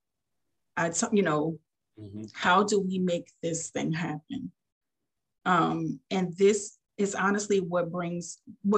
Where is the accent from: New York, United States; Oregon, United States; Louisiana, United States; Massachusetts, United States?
Louisiana, United States; New Orleans; now in Fort Walton Beach, United States; I'm from New Orleans